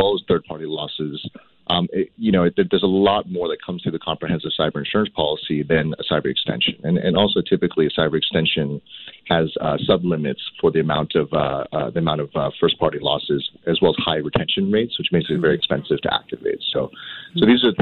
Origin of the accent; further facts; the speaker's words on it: Cupertino, California, United States; I grew up in Cupertino